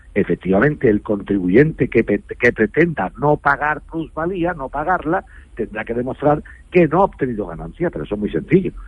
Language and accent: Spanish; a village in Seville province, Andalusia, Spain; yo estoy a punto de comprar un solar en mi pueblo, aquí en Sevilla, un pueblo de Sevilla